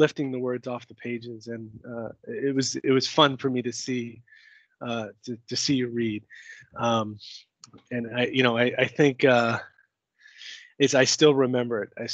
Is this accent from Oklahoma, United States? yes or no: no; New York City, New York, United States; I'm from Long Island City